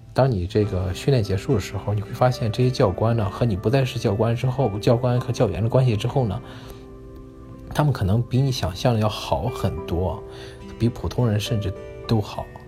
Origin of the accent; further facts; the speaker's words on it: China; now in United States; 我们中国人